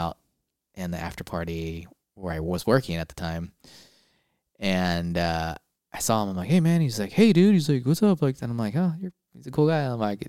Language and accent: English; San Diego, California, United States; I am from San Diego.